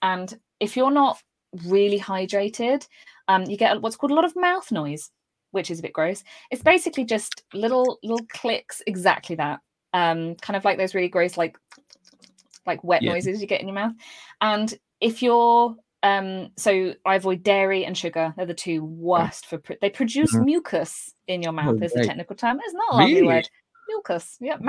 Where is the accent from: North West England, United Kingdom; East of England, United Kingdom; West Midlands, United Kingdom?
East of England, United Kingdom; accent: neutral; I'm quite lucky, naturally I'm from Cambridgeshire, and so I have quite a neutral accent. I was brought up to pronounce my words properly.